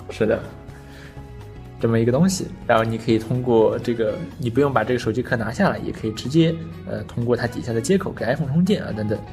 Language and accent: Chinese; China; 作为中国人